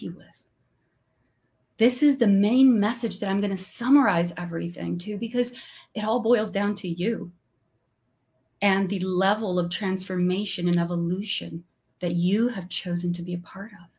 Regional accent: Brazil; English is a second language; I'm from Brazil, so sometimes my English is not perfect

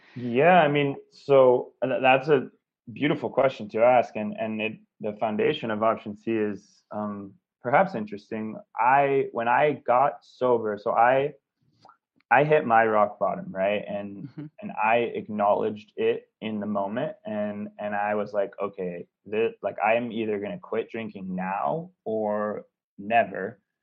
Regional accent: Seattle, Washington, United States; I grew up in America. I grew up in Seattle, Washington

